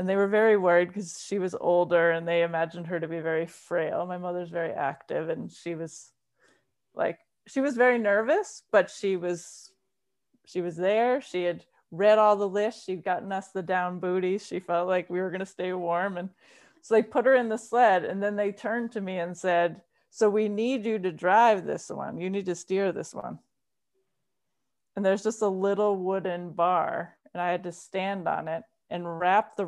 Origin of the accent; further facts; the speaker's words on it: Rhode Island, United States; moved away as an adult; now in Massachusetts, United States; I'm originally from Rhode Island, but I've been in Massachusetts since I went to college